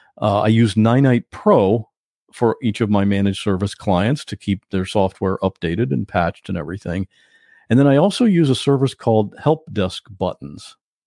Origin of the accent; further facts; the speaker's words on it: Ohio, United States; born there; also born or lived in Maine; now in Florida, United States; Well, I was born in Ohio. I from Ohio to Florida to Maine, now back to Florida.